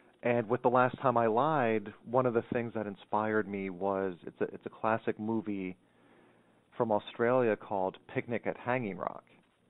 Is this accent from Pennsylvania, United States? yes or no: yes; Montour County, Pennsylvania, United States; It's the tiniest county in the state, Montour County.